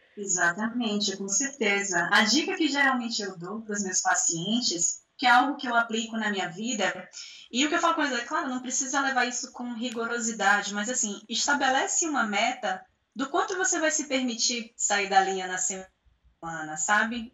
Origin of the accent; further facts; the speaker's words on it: Salvador, Bahia, Brazil; Eu sou de Salvador também